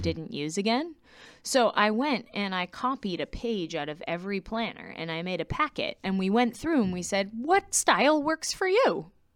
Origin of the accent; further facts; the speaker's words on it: Quincy, Massachusetts, United States; I was born in Quincy, Massachusetts, um, to two people who did choral music in a very musical family. So I grew up extremely musical